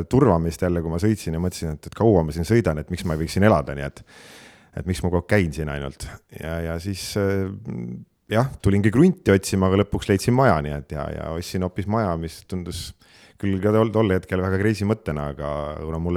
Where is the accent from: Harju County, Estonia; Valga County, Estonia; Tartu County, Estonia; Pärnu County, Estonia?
Harju County, Estonia; ma olen tõesti, võiks öelda, elupõline harjumaalane ja, ja, ja juurte järgi tegelikult üldse mulk.